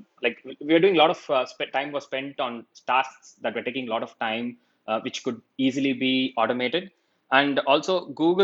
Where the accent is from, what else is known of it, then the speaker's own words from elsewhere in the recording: Chennai, Tamil Nadu, India; moved away as an adult; also born or lived in Austin, Texas; my hometown is India, Chennai in India.